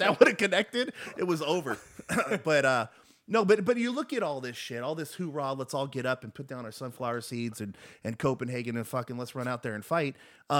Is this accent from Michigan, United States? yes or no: no; Los Angeles, California, United States; We're from LA, Americans.